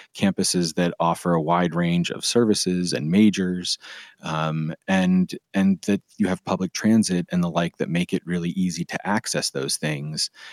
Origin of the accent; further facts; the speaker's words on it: Pennsylvania, United States; my home state of Pennsylvania